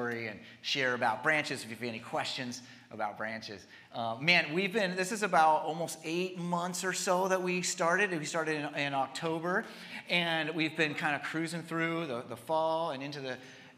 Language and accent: English; Humboldt, California, United States; moved away as an adult; I grew up here in Humboldt, but I didn't get to connect as much with his ministry when I was here, because I was in Southern California the last 25 years